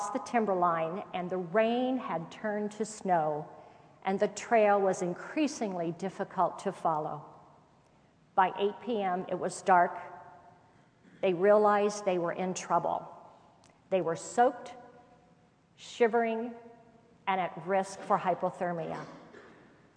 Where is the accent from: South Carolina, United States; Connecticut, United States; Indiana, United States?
Indiana, United States; When I was growing up in Indiana, we lived in a two-story home